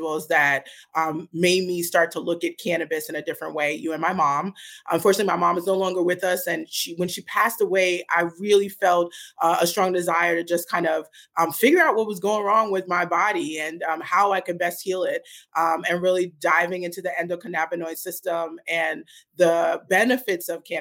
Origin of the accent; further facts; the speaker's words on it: New York City, New York, United States; moved away as an adult; also born or lived in New Jersey; now in Portland, United States; I'm originally from Brooklyn, New York. So I grew up in Brooklyn and then went to college and grad school in New Jersey